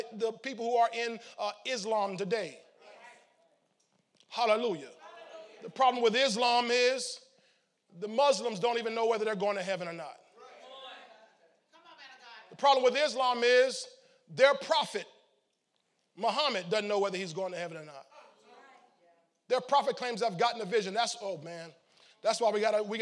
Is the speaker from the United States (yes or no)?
yes; St. Petersburg, Florida, United States; I wasn't from Chicago. I was from St. Petersburg, Florida, 25th Street.